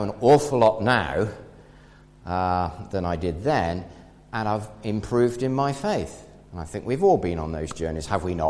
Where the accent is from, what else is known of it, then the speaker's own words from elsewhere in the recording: England, United Kingdom; we're English